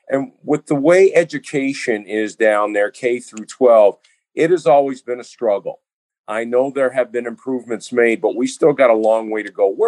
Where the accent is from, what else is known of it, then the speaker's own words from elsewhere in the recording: Mount Clemens, Michigan, United States; I grew up in Mount Clemens, Michigan, and I've been around it since the late 70s.